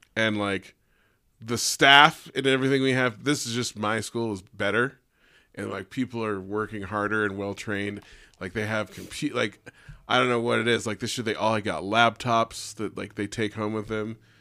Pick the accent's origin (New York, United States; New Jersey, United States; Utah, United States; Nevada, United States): Nevada, United States; Sparks; also born or lived in Reno; I grew up in Sparks